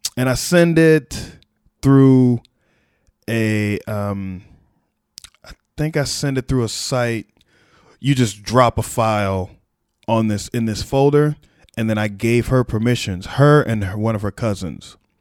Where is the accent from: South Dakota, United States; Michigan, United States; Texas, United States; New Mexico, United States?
Texas, United States; me as a Texan